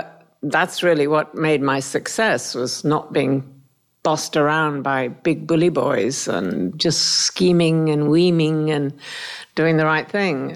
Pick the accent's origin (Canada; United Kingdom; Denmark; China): United Kingdom; Worcestershire, West Midlands; I come from Worcestershire in England, and we lived in the country. Very normal, ordinary family. My father was a physical ed trainer, teacher, and my mum was a nurse from Australia.